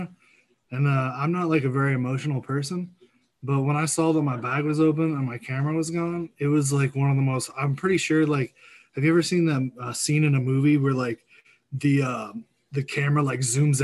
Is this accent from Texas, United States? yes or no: yes; Houston, Texas, United States; now in Indiana, United States; I actually live in Indiana. I'm originally from Houston